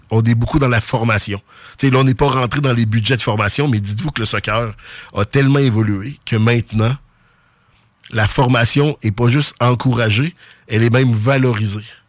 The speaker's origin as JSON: {"language": "French", "town": "Quebec City", "region": "Quebec", "country": "Canada", "tie": "born or raised there", "accent": "Sainte-Foy"}